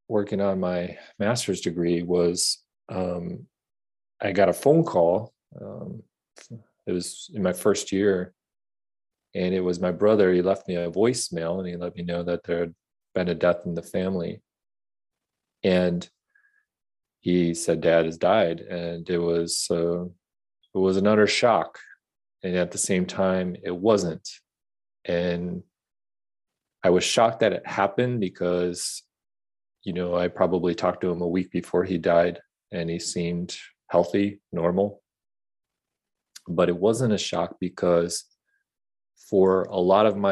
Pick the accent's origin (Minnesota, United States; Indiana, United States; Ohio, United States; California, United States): Minnesota, United States; Bloomington; I grew up in Bloomington, Minnesota, just south of Minneapolis